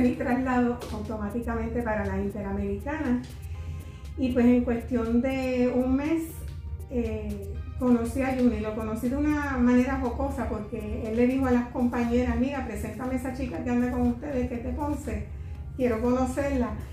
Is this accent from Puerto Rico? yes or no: yes; Ponce, Puerto Rico; also born or lived in New York / Mayagüez; soy nacida en Nueva York, pero criada en Ponce desde los cuatro años.